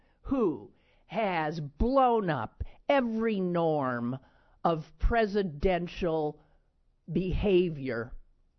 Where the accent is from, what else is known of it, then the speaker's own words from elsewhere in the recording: Squirrel Hill, Pennsylvania, United States; as an American Jew, as a Squirrel Hill Jew